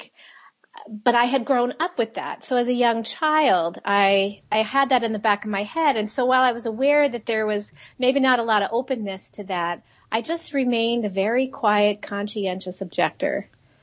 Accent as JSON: {"language": "English", "town": "Jacksonville", "region": "Florida", "country": "United States", "tie": "born or raised there", "moved": "yes", "said": "I grew up in Florida. And then we moved across town. And I grew up in Jacksonville, which is a big town"}